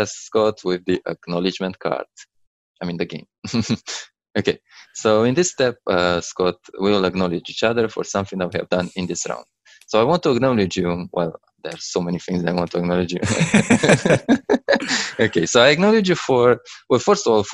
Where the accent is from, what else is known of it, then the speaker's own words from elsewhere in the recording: Romania; now in London, United Kingdom; I'm in London, actually. I'm from Romania.